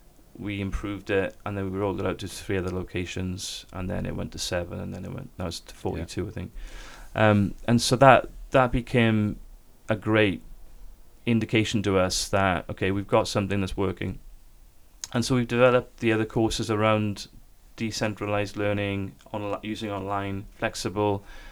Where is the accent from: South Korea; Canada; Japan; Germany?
South Korea; now in United Kingdom; When I came from Korea, when the church that was involved, Sarang Church, with that initial investment to help stabilize and the ministry and to build something on campus there